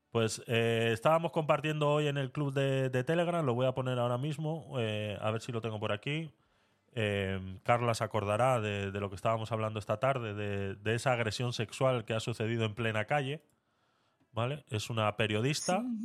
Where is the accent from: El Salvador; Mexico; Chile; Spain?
Spain; moved away; also born or lived in Panama; yo siendo español